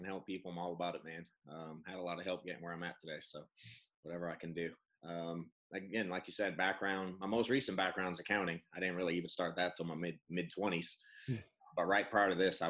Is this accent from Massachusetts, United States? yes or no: yes; Boston, Massachusetts, United States; I'm an accountant from Boston